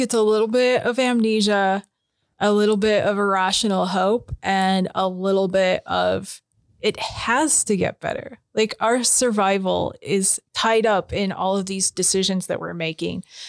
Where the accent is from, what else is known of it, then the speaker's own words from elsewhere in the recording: Spokane, Washington, United States; I grew up in Hilliard. My grandpa was in Deer Park